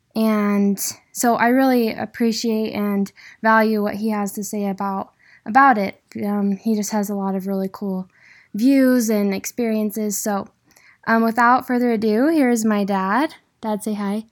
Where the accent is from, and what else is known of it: Idaho, United States; born or raised there